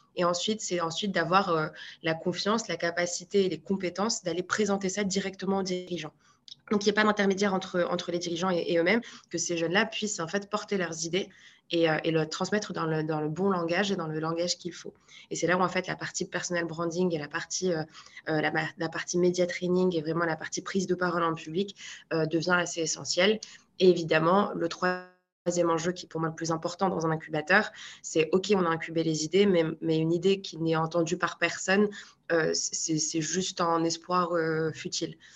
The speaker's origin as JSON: {"language": "French", "town": "Marrakech", "region": "Marrakesh-Safi", "country": "Morocco", "tie": "born or raised there", "also_born_or_lived": "Paris, France", "moved": "as an adult", "lives_now": "France", "said": "je suis née à Marrakech, j'ai grandi à Marrakech"}